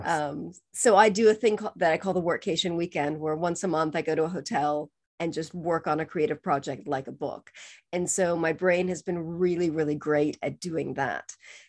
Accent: California, United States; also born or lived in Spain / Costa Rica / Mexico / Argentina; now in England; So I'm originally from California. I lived in several different countries. I studied abroad in Spain. I taught English in Costa Rica. I lived in Mexico for 8 years. Lived in Argentina for 5 years, spent lots of time in Chile.

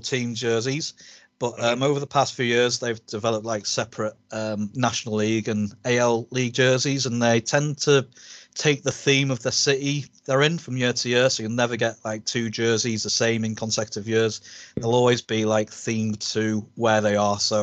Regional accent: United Kingdom; as British baseball fans

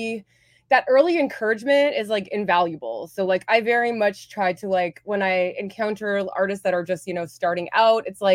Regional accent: Hamilton, Ontario, Canada; also born or lived in Vancouver; now in Toronto, Canada; I actually grew up there

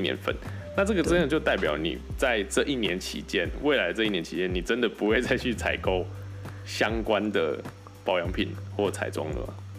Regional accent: Kaohsiung, Taiwan; moved away as an adult; also born or lived in Taichung / Taipei / Shanghai; 因为我是高雄人嘛

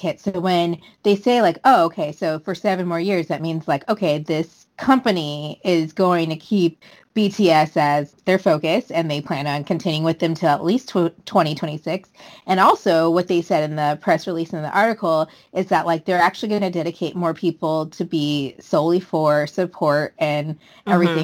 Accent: United States; I know I'm American. I know I'm coming from my American point of view.

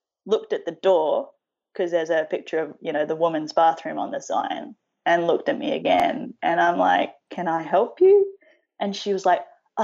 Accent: Sydney, New South Wales, Australia; accent: Australian; also born or lived in South Korea; North Sydney? Grew up in Sydney all my life?

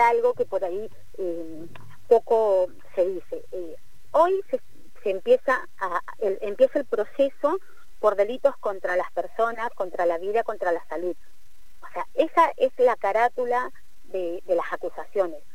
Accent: Peru; como decimos en Perú

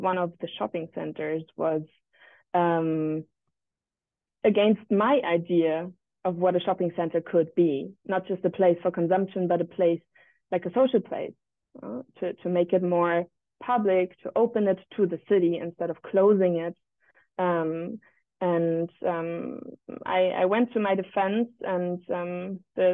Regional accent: Berlin, Germany; I was born and raised in Berlin

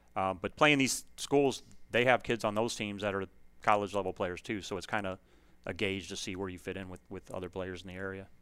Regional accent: Aurora, Illinois, United States; moved away; I grew up in Illinois. Um, I played for a really successful high school program up there, West Aurora.

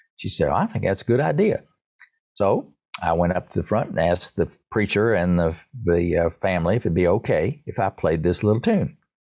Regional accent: Erwin, Tennessee, United States; I grew up in Irwin, Tennessee, E R W I N, Tennessee, near Johnson City

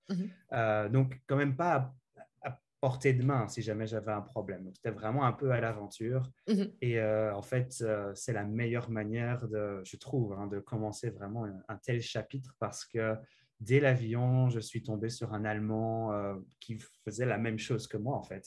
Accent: Sambreville, Wallonia, Belgium; moved away as an adult; also born or lived in Namur / Liège / Louvain-la-Neuve; now in Halifax, Canada; je viens de Sambreville, petite commune entre euh, Namur et Charleroi. J'ai fait mes études secondaires à Namur

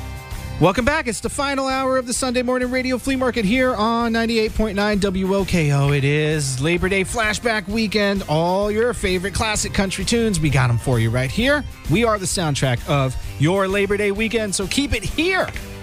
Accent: Florida, United States; I'm from Florida. I was raised around the water.

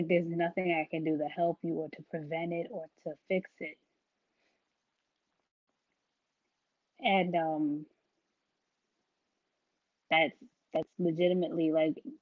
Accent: New York City, New York, United States; I'm from Brooklyn, so took a lot of mass transportation

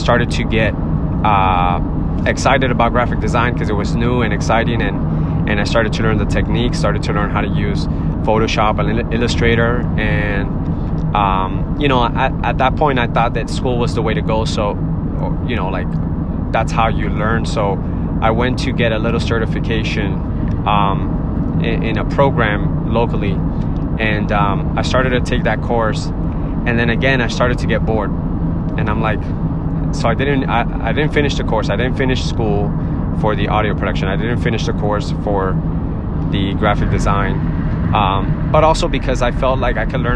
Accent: Miami, Florida, United States; I'm from Miami

